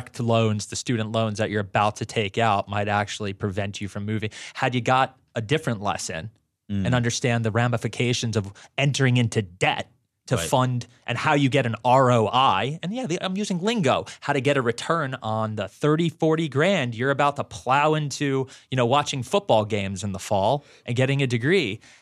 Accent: Florida, United States; So growing up in South Florida, they're everywhere and in every Publix too.

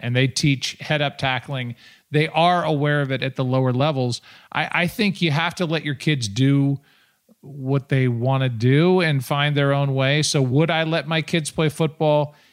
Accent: St. Louis, Missouri, United States; my hometown

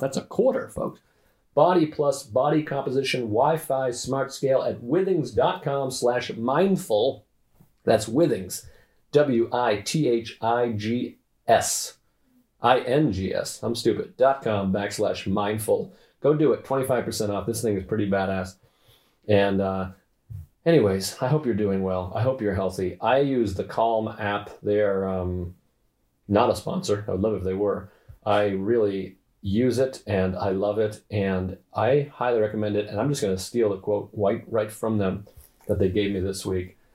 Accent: New York, United States; I'm in New York. I'm a New Yorker

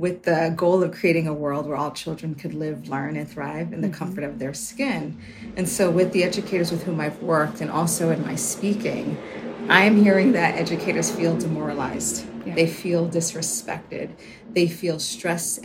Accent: New York City, New York, United States; as a kid growing up in the Bronx, I was often worried about my safety

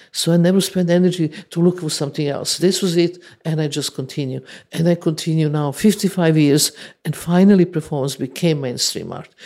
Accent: Serbia; English is a second language; moved away as an adult

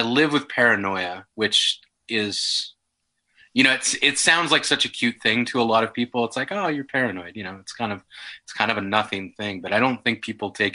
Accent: Yellowknife, Northwest Territories, Canada; I grew up in Yellowknife

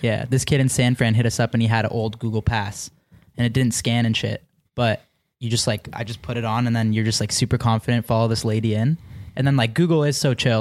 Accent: Mississauga, Ontario, Canada; just outside Toronto. I'm from Mississauga

